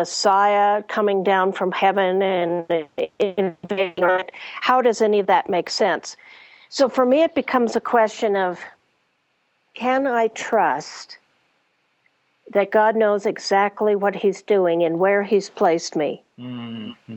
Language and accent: English; United States; having grown up, particularly as a Westerner, as an American